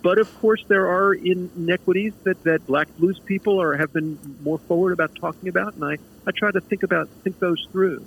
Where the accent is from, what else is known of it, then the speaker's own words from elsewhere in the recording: United States; I was an American playing American music